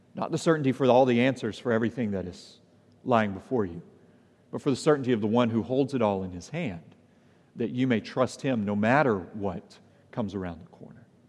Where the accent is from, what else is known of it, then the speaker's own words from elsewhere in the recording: the South, United States; I'm a Southerner by background